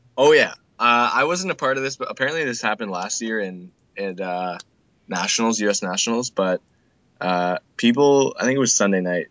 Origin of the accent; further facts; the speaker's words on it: Canada; I'm from Canada.